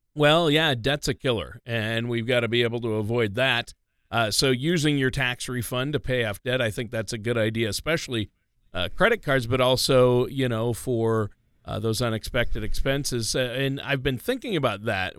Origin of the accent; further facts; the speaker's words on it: Minnesota, United States; growing up in Minnesota